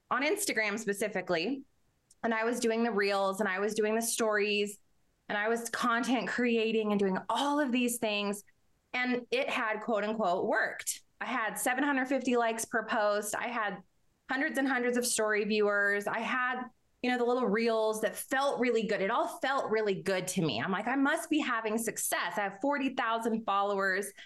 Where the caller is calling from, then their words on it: New Mexico, United States; Yes, I'm actually in New Mexico and I'm in uh, the mountains of New Mexico called the Sandias.